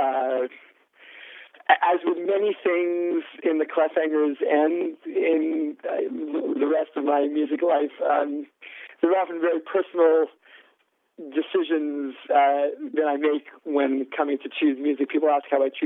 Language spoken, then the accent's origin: English; New York City, New York, United States; I grew up right near Columbia, and my father had been a professor there